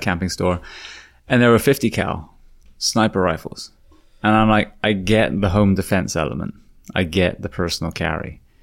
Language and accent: English; United Kingdom; now in United States; as a Brit